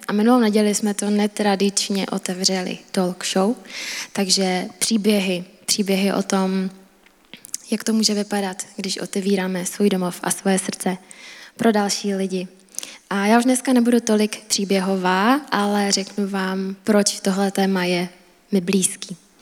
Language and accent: Czech; Czechia; A já jsem Češka